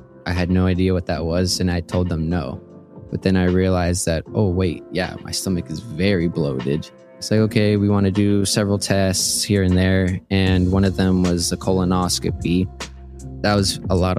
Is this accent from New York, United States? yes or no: no; Houston, Texas, United States; also born or lived in Colombia; now in Tucson, United States; moved to Houston, Texas when I was 5